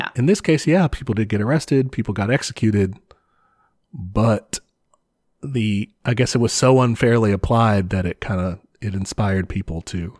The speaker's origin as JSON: {"language": "English", "country": "Ireland", "said": "I came from Ireland, you know?"}